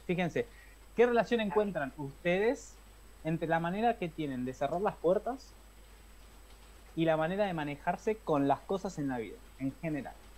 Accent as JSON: {"language": "Spanish", "town": "La Plata", "region": "Buenos Aires Province", "country": "Argentina", "tie": "born or raised there", "said": "En La Plata, esta vez en La Plata, mi ciudad natal"}